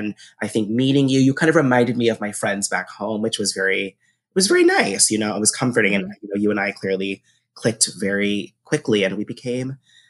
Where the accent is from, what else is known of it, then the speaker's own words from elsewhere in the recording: Massachusetts, United States; also born or lived in North Carolina; I'm originally from Massachusetts, but I finished high school. I graduated high school in North Carolina. My family at the time was military